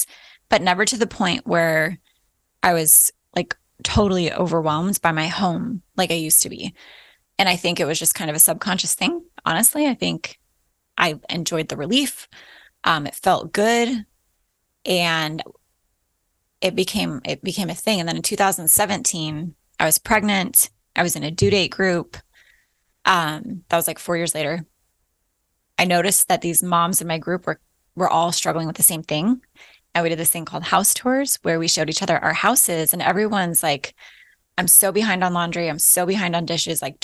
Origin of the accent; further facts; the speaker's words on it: Alaska, United States; moved away as an adult; also born or lived in Florida / Midwest; We were born and raised in Alaska